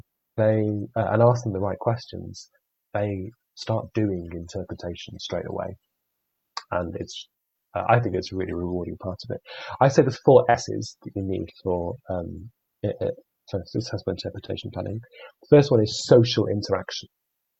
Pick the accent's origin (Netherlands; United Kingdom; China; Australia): United Kingdom; we're British